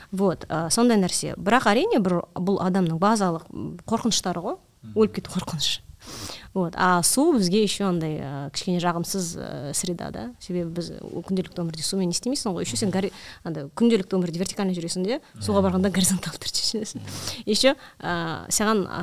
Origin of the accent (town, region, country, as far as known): Almaty, Kazakhstan